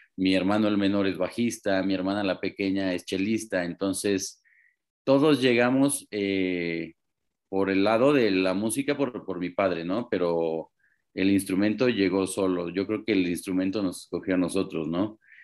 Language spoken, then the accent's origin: Spanish; Mexico